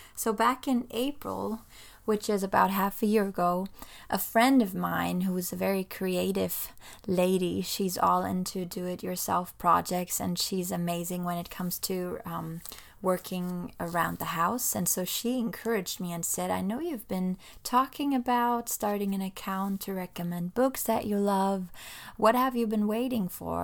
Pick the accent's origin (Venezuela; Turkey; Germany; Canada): Germany; moved away as an adult; now in Florida, United States; I actually was born and raised in Germany, so I spent pretty much all my life over there.